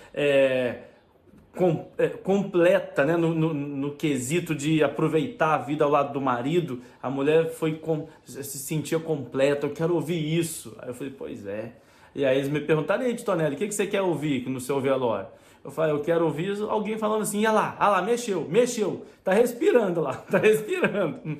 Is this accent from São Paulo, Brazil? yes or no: no; Juiz de Fora, Minas Gerais, Brazil; now in Portugal; da minha cidade, lá de Juiz de Fora